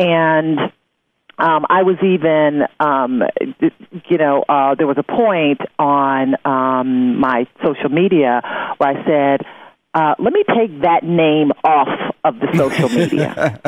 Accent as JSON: {"language": "English", "town": "Detroit", "region": "Michigan", "country": "United States", "tie": "born or raised there"}